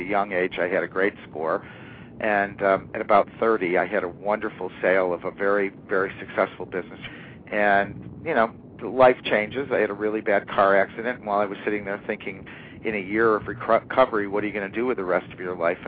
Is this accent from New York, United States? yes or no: yes; foothills of the Adirondack Mountains, New York, United States; also born or lived in Northeast US; I fortunately grew up in the market here, came back by choice to the hometown